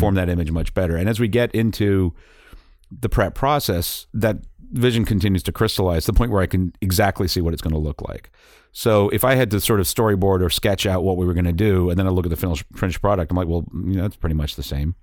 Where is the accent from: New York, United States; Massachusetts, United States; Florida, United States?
Massachusetts, United States; Boston; also born or lived in England / Brookline, Massachusetts; growing up in Boston